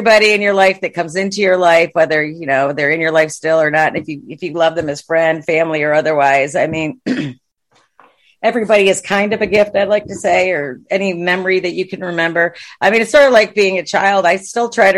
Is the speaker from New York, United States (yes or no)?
yes; Watertown, New York, United States; moved away as an adult; now in Texas, United States; I grew up in Watertown, New York